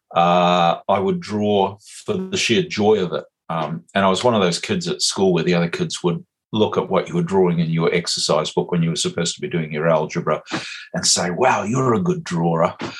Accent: west coast of Canada, British Columbia, Canada; now in Muriwai Beach, New Zealand; on the west coast of Canada, where I grew up

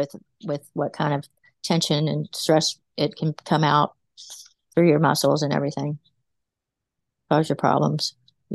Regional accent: West Virginia, United States; now in Virginia, United States; I was from West Virginia, and I came here to Virginia

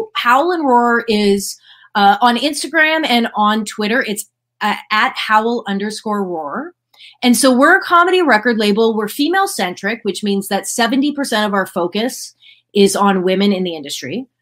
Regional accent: Ottawa, Ontario, Canada; I am from Ottawa, which is the capital city of Canada

